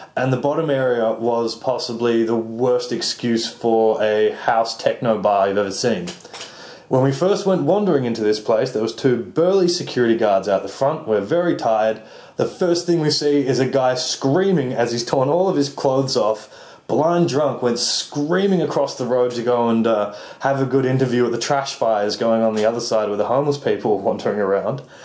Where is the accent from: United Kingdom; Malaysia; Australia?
Australia; I'm Australian.